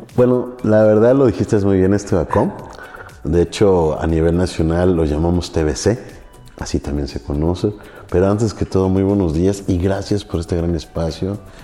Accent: Orizaba, Veracruz, Mexico; moved away as an adult; Yo soy de Orizaba, Veracruz

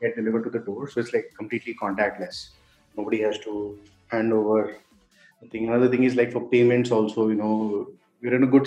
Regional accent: Delhi, India; now in Bangalore, India; I was born and raised in Delhi, but I live in Bangalore now.

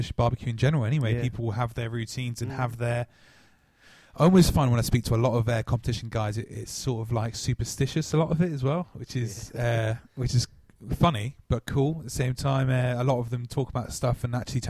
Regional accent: Plymouth, South West England, United Kingdom; I'm from Plymouth, so it's very, very, very, very local

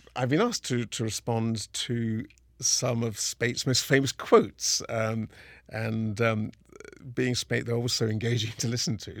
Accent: Kingston upon Thames, London, United Kingdom; moved away as an adult; now in Seattle, United States; I was born in Kingston-on-Thames in the same hospital as Simon Woods of the Seattle Symphony.

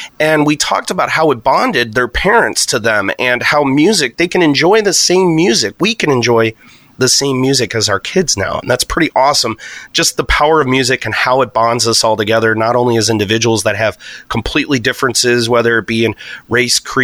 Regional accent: Chicago, Illinois, United States; moved away; I'm actually originally from Chicagoland area

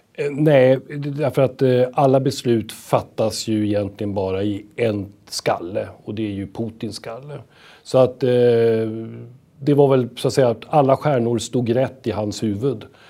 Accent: Sweden; som svenskar

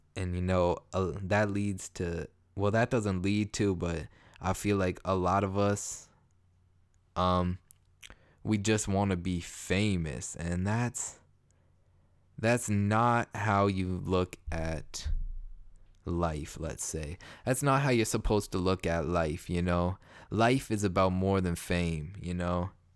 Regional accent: Toronto, Ontario, Canada; I'm from Toronto, Canada

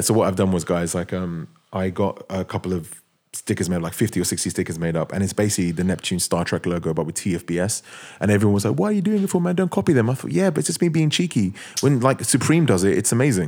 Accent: London, United Kingdom; I'm a guy from London

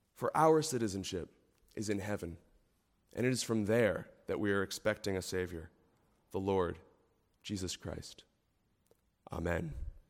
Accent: United States; as an American

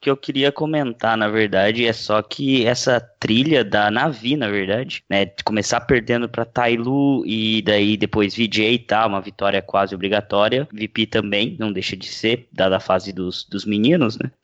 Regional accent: Brazil; como brasileiro

